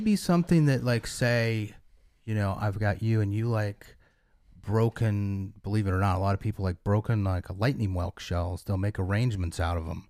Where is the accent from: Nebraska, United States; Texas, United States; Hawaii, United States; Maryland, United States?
Nebraska, United States; western; now in Captiva, United States; It was western Nebraska on the edge of the sand hills.